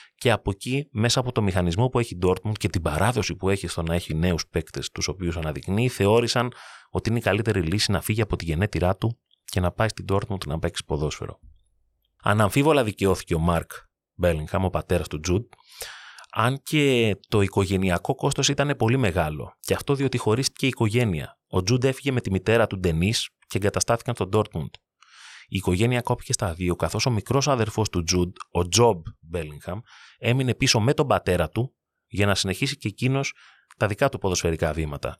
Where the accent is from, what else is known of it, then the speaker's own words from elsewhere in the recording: Greece; ως Έλληνες